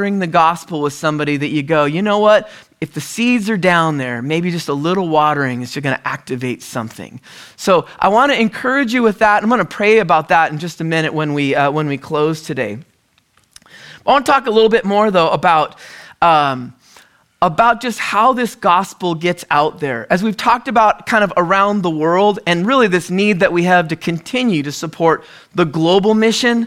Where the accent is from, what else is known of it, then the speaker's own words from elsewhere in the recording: the Northwest, Pacific Northwest, United States; moved away; also born or lived in California; we're originally from the Northwest